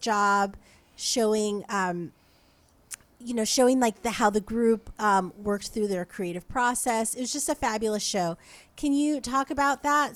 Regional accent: New Jersey, United States; moved away as an adult; also born or lived in Brooklyn; now in Los Angeles, United States; I'm from New Jersey

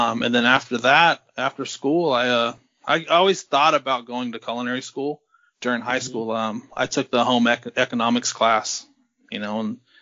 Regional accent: Vallejo, California, United States; now in Napa, United States; Born and raised in Vallejo, California

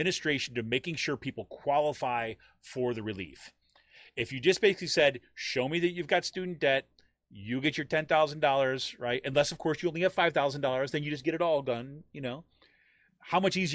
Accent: New York, United States; I grew up in New York State.

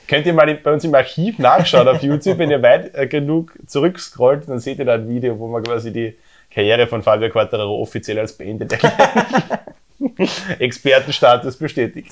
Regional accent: Austria; bei uns in Österreich

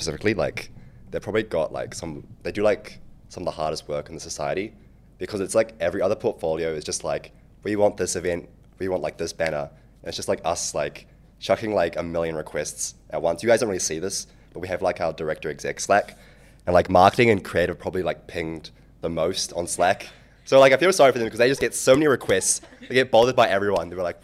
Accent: New Zealand; moved away; I'm from New Zealand.

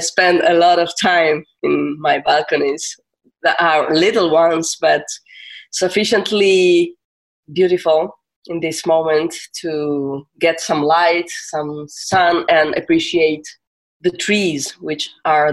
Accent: Turin, Piedmont, Italy; I'm from Torino. I live in Torino, which is North Italy

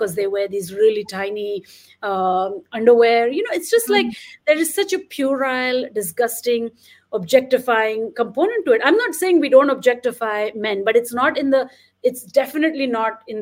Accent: India; when I was growing up in India

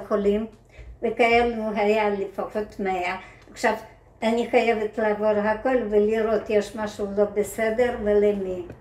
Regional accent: Ukraine; Hebrew is a second language; moved away as an adult; now in Israel

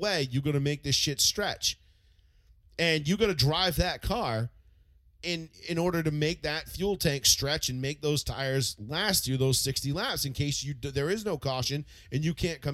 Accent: United States; I'm a fucking American

